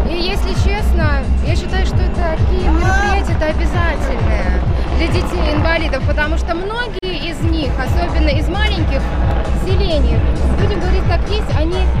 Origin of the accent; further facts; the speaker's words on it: Ushachy, Vitebsk Region, Belarus; Мы приехали из Ушач городского поселка.